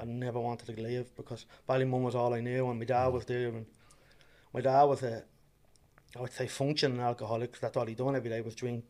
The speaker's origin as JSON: {"language": "English", "town": "Dublin", "region": "Leinster", "country": "Ireland", "tie": "born or raised there", "said": "I am originally from Ballymun, and then uh, Dublin. And yeah, I was born and bred there"}